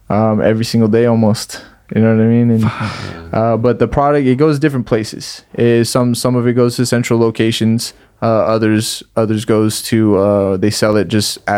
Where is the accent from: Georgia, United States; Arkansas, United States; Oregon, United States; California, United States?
California, United States; Salinas; We're from Salinas.